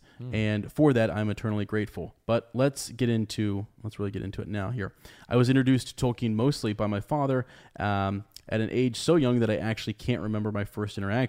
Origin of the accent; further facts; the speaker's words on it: Charlotte, North Carolina, United States; I am from Charlotte, North Carolina, though I suppose you could consider it Bree of a sort.